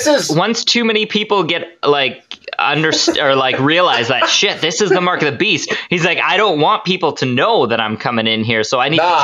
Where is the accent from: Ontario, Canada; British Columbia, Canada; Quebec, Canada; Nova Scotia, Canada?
British Columbia, Canada; So we're from British Columbia, Canada.